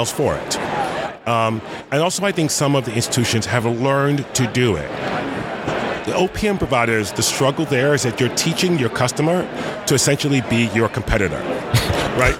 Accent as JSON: {"language": "English", "town": "New York City", "region": "New York", "country": "United States", "tie": "born or raised there", "said": "I grew up in the South Bronx"}